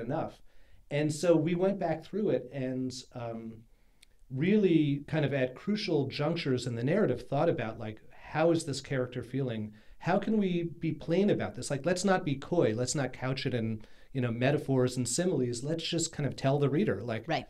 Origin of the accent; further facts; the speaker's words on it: New York City, New York, United States; we grew up in Brooklyn.